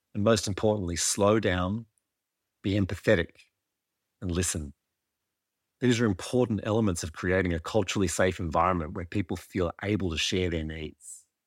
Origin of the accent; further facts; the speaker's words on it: Birpai country, mid-north coast of New South Wales, Australia; I'm a Koori man born and raised on Birrapie country on the mid-north coast of New South Wales, with Darug ancestry on my mother's side.